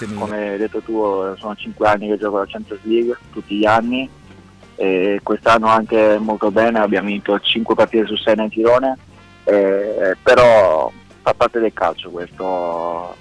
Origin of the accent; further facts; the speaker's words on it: Italy; moved away; l'Italia è il mio paese